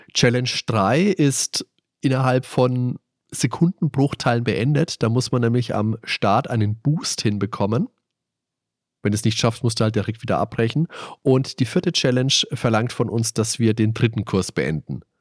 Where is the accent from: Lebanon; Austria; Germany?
Germany; bei uns in Deutschland